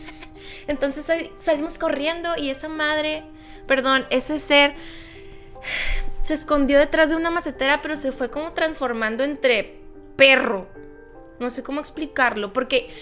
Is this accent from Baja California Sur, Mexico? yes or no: yes; Loreto, Baja California Sur, Mexico; moved away; en el hermoso pueblo mágico de Loreto, Baja California Sur, cuando yo tenía 17 años